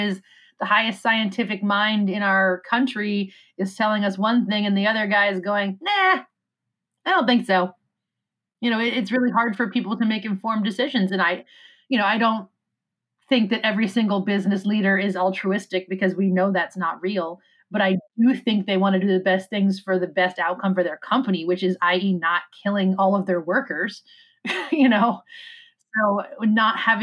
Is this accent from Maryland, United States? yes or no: yes; Annapolis, Maryland, United States; also born or lived in Severna Park, Maryland; I was born in Annapolis, which is about 30 minutes south, approximately